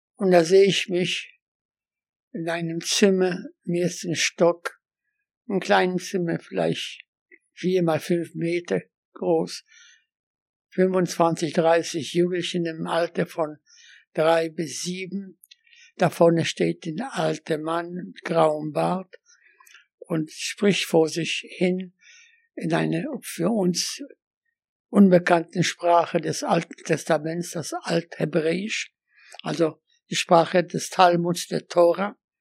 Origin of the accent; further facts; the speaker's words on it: Łódź, Łódź Voivodeship, Poland; German is a second language; moved away as an adult; also born or lived in Göttingen, Germany; Ich bin in Lodz in Polen geboren